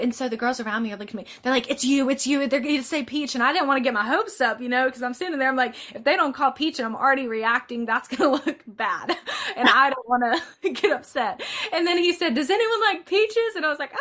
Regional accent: LaGrange, Georgia, United States; I'm from LaGrange, Georgia

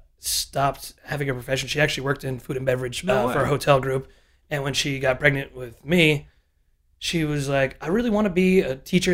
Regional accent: Connecticut, United States; born or raised there

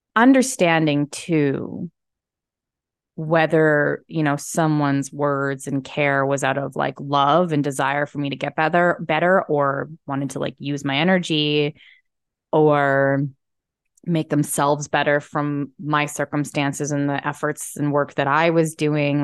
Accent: Calgary, Alberta, Canada; moved away; also born or lived in Texas / Penticton; where I came from because, which is Calgary, which is right by the mountains.

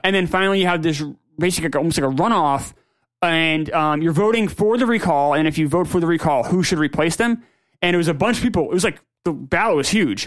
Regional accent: New Hampshire, United States; I'm from New Hampshire

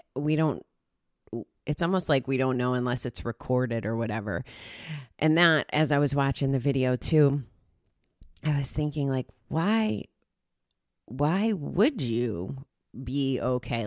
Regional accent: United States; I was here from the States

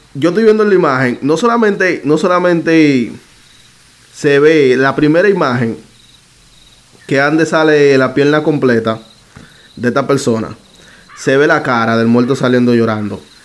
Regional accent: Dominican Republic; sabe que yo soy dominicano, ¿verdad? Ya República Dominicana.

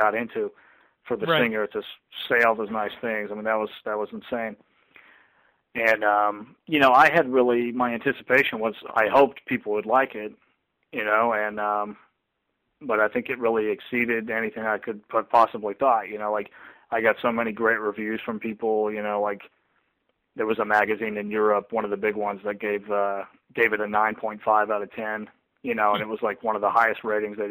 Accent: the South, United States; I'm from the South

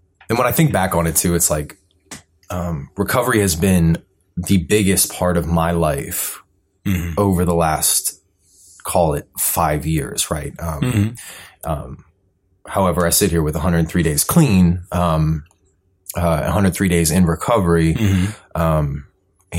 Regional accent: Columbia, Maryland, United States; I grew up in Columbia, Maryland

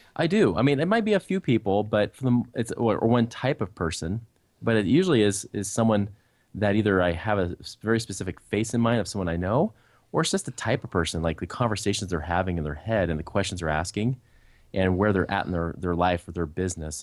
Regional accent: Portland, Oregon, United States; I grew up in near Portland, Oregon. That's where I was originally raised.

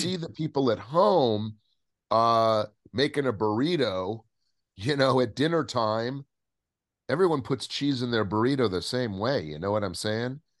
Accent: Southern California, United States; I grew up in Southern California

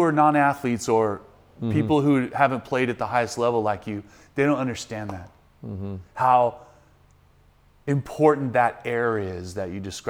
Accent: Texas, United States; now in California, United States; It's like people say, where are you from? I say Texas. But I've lived more of my life in California

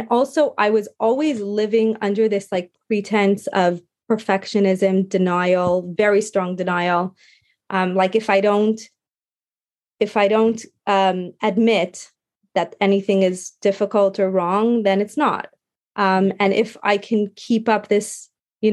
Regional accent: Montreal, Quebec, Canada; we were back in Montreal. We moved back to my hometown

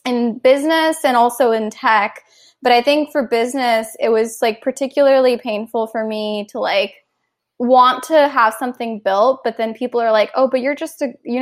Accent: Cupertino, California, United States; also born or lived in South India / East Coast, United States; I grew up mostly in South Bay, California, in Cupertino. And that's where I went to high school as well.

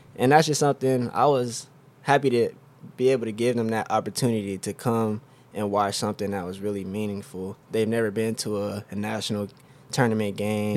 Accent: Oklahoma City, Oklahoma, United States; I'm from Oklahoma City, Oklahoma. Uh, I've lived there my whole life.

